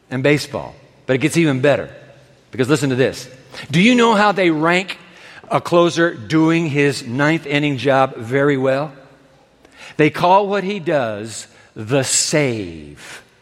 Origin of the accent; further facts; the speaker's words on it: Japan; I grew up in Japan, and my dad grew up in New York City.